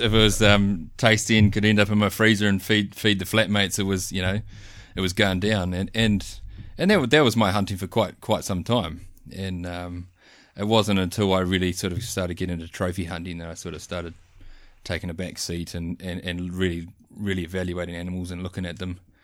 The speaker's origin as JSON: {"language": "English", "region": "North Island", "country": "New Zealand", "tie": "born or raised there", "also_born_or_lived": "South Island", "moved": "yes", "said": "I grew up bush hunting in the North Island"}